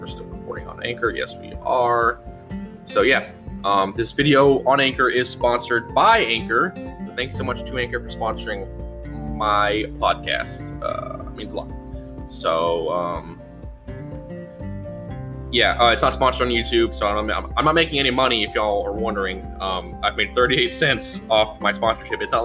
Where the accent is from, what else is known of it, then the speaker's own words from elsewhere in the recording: Florida, United States; I'm from Florida